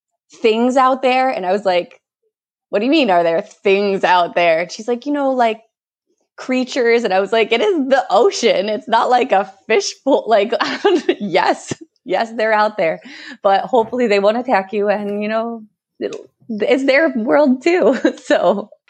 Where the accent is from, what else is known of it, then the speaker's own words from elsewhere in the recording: Rochester, New York, United States; moved away as an adult; now in Costa Rica; I'm actually from Rochester, Buffalo area